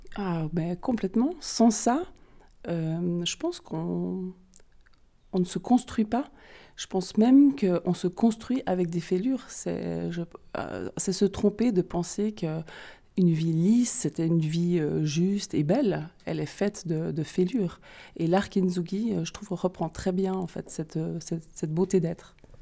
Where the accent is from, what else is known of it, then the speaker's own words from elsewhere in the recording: Vaud, Switzerland; accent: vaudois; mon super accent vaudois